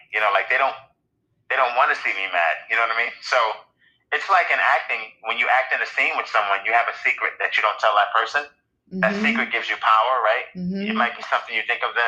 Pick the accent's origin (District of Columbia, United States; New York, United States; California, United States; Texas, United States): New York, United States; New York City; growing up in Brooklyn and growing up during like certain drug eras